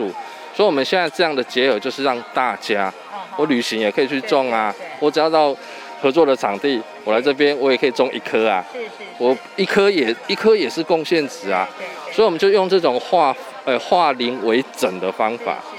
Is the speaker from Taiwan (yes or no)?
yes; Taitung, Taitung County, Taiwan; 那我是台东人，所以那个自然的环境是我们印象中很重要的回忆